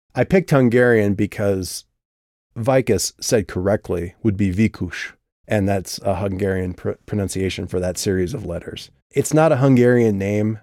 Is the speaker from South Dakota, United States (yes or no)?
yes; South Dakota, United States; I grew up in South Dakota where everything is said wrong